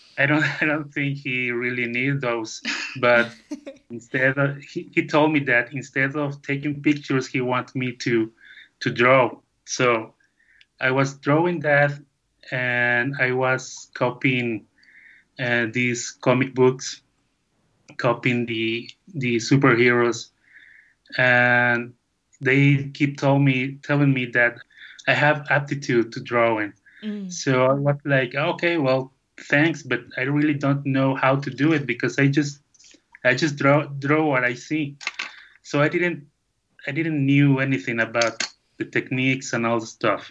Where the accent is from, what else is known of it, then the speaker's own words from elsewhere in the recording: León, Guanajuato, Mexico; English is a second language; now in Jocotepec, Mexico; I born in León, Guanajuato, the capital of shoemaking in Mexico